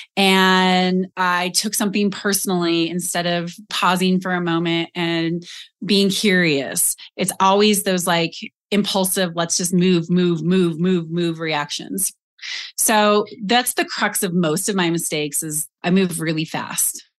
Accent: Colorado, United States; moved away as an adult; also born or lived in Austin, Texas; I grew up in Colorado.

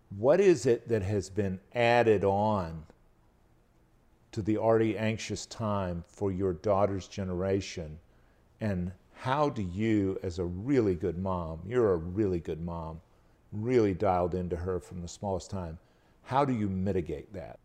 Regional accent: Albany, Georgia, United States; now in North Carolina, United States; going down to my hometown, Albany, Georgia

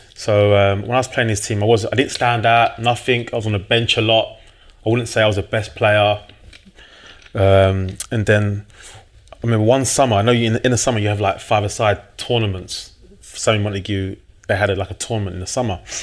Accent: London, United Kingdom; also born or lived in Blackheath, London / Manchester; I'm from South East London, New Cross originally.

